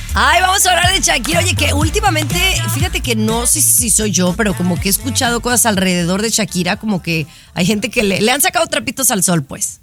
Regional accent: Mexico; para todos los que somos mexicanos en específico

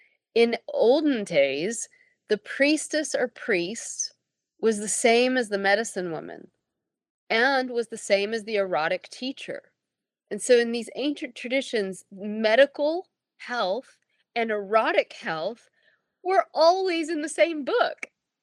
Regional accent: Tennessee, United States; I realized that I'm from Tennessee, right?

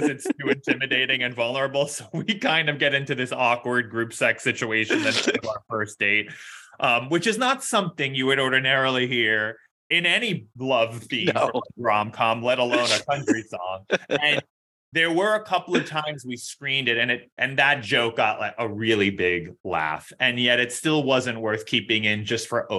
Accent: New York City, New York, United States; I grew up in New York City

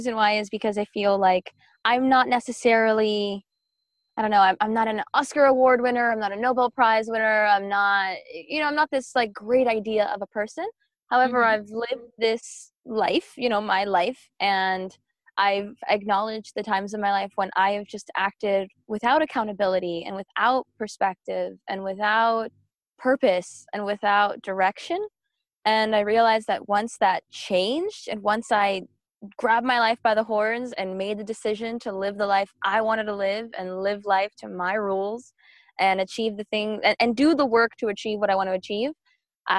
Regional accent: Miami, Florida, United States; moved away as an adult; now in Atlanta, United States; I grew up in Miami and I moved to Atlanta, Georgia.

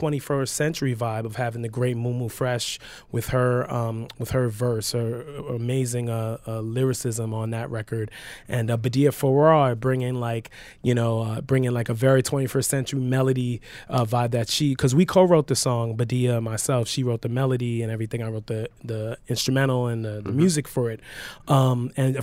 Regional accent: New York City, New York, United States; I grew up in Queens, so it was about hip hop and R&B

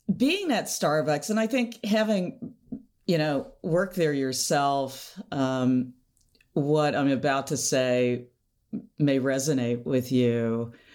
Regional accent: Seattle, Washington, United States; we're both from Seattle

